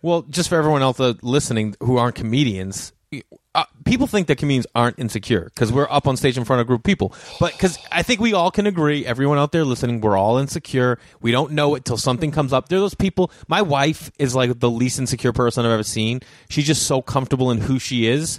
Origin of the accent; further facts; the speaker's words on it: Boston, Massachusetts, United States; accent: Boston; a Boston accent, because that's where I'm from